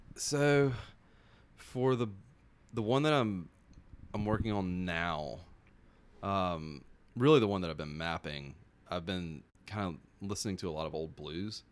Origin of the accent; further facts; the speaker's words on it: South Georgia, United States; also born or lived in Florida; grew up in South Georgia.